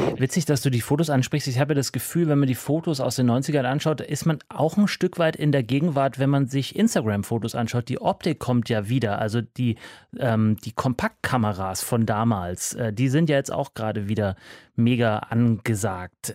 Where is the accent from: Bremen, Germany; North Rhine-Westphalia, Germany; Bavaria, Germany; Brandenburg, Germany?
Bavaria, Germany; Munich; München, meine Geburtsstadt.